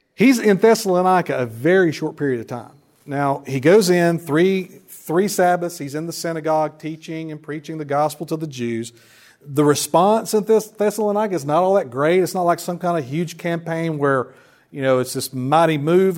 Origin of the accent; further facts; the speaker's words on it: Wilkes County, North Carolina, United States; moved away as an adult; now in Lumberton, United States; I'm originally from Wilkes County up towards Boone that way